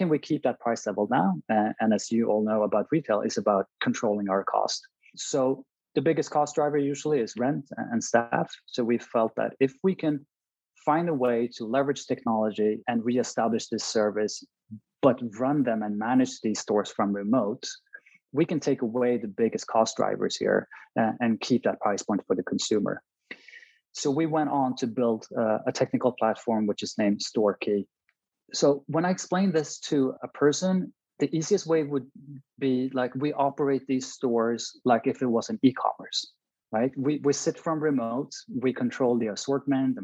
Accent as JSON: {"language": "English", "town": "Stockholm", "region": "Stockholm County", "country": "Sweden", "tie": "born or raised there", "said": "Born and raised in Stockholm"}